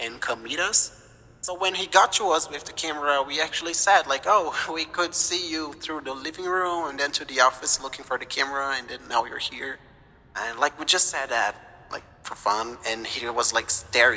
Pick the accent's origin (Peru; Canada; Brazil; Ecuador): Brazil; born or raised there; moved away